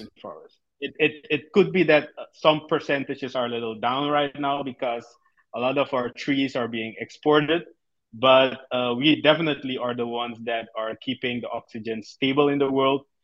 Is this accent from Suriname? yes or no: yes; Suriname; born and raised in Suriname in South America